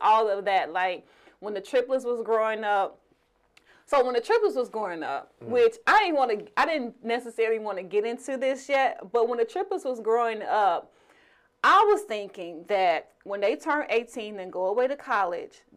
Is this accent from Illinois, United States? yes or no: yes; Chicago, Illinois, United States; We're from Chicago